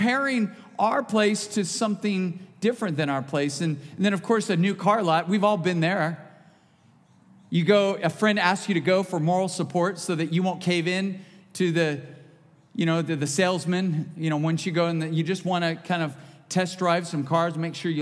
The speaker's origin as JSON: {"language": "English", "country": "United States", "said": "being an American"}